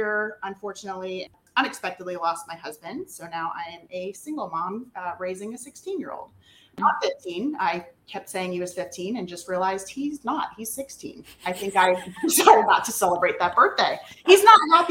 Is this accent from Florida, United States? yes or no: yes; north of Tampa, Florida, United States; moved away as an adult; now in Texas, United States; Born and raised in Florida, north of Tampa